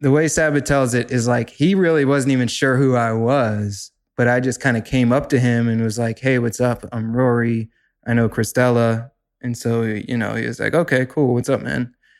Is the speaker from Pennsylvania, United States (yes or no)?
yes; Pittsburgh, Pennsylvania, United States; growing up in Pittsburgh, I got very involved in my local music scene